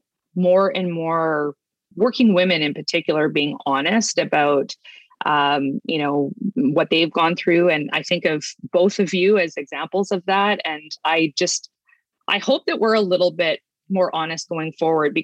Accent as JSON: {"language": "English", "region": "northern Manitoba", "country": "Canada", "tie": "born or raised there", "moved": "yes", "said": "I grew up in Manitoba, in northern Manitoba, at least we moved around a bit"}